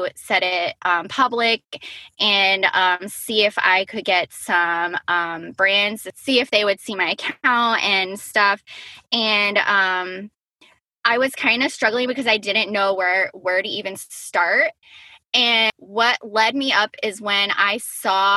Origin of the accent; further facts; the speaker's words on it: Black Creek, Wisconsin, United States; I am from Black Creek, Wisconsin, which is a little tiny town, which is right outside of Appleton, Wisconsin